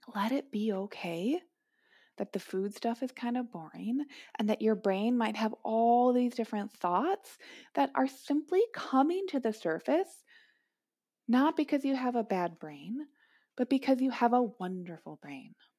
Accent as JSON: {"language": "English", "town": "Minneapolis", "region": "Minnesota", "country": "United States", "tie": "born or raised there", "said": "Growing up in Minneapolis"}